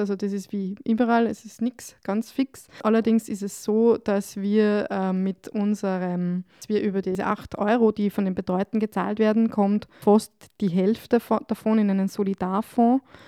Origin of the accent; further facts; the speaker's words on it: Upper Austria, Austria; moved away as an adult; now in Salzburg, Austria; ich komme ursprünglich aus Oberösterreich